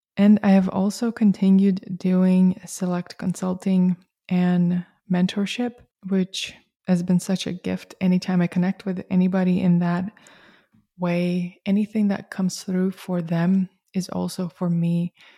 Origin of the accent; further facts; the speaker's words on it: Russia; moved away; I grew up in Soviet Russia